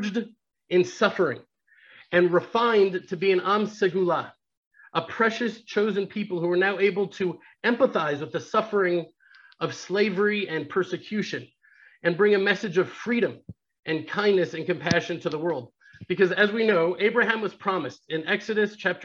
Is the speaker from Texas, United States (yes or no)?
yes; Houston, Texas, United States; now in Israel; growing up in Houston